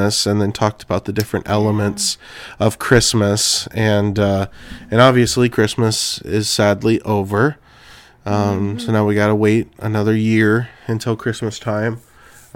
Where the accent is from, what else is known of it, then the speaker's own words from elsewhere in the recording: Clovis, California, United States; moved away as an adult; also born or lived in Arizona; now in Sibley, United States; I'm originally from California, and from Clovis, California, specifically, Central Valley